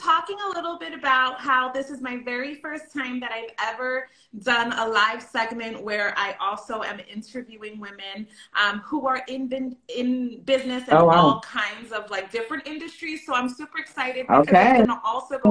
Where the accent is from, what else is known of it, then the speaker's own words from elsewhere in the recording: New York, United States; I grew up in New York